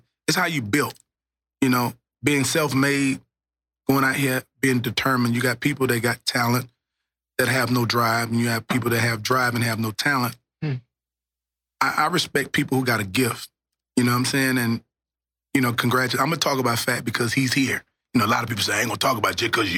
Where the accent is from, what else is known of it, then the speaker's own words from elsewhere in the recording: Louisiana, United States; now in Dallas, United States; When I came from Louisiana, I embraced Dallas